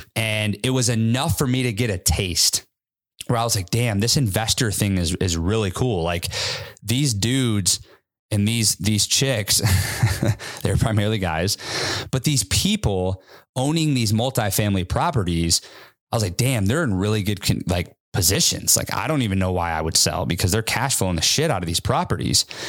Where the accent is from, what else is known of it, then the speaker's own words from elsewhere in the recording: Midwest, United States; now in Seattle, United States; I went back to my hometown, more of a Midwest affordable market.